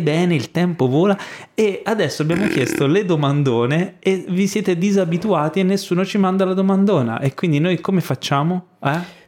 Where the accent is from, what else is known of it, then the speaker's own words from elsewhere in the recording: Ischia, Campania, Italy; moved away; Sono stato a Ischia, che sono di Ischia, chi mi conosce bene lo sa, eh, ho casa lì